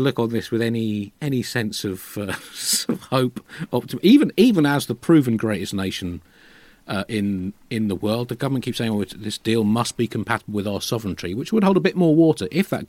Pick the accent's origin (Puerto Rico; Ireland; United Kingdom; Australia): United Kingdom; I'm British